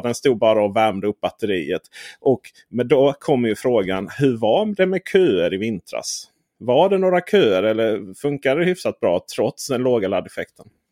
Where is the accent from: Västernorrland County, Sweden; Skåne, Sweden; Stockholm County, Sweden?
Skåne, Sweden; som skåning